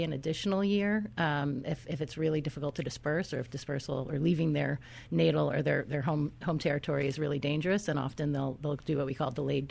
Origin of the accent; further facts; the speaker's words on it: New England, United States; moved away as an adult; also born or lived in California / San Diego; I grew up in the East Coast